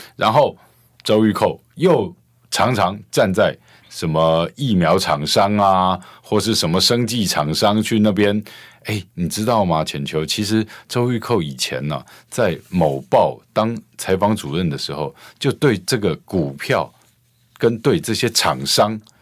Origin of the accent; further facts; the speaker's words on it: Taoyuan, Taiwan; 我们桃园人都知道啊